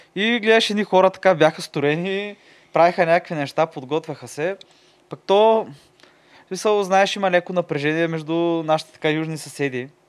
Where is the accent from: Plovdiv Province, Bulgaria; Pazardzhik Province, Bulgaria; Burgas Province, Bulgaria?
Burgas Province, Bulgaria; Tsarevo; от кой град си, аз винаги как, нали, ми Царево